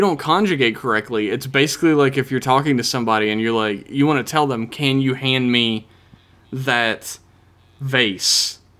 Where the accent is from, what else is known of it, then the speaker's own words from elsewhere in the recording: United States; I'm American. I'm expected to only know one language and poorly at that.